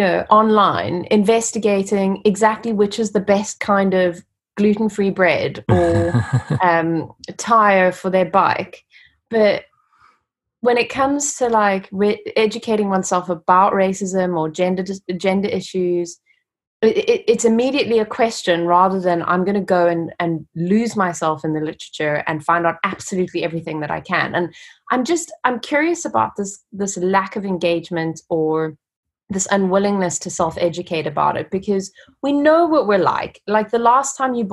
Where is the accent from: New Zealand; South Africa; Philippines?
South Africa; moved away as an adult; now in United Kingdom; I grew up in South Africa and I attended a really good university, Rhodes University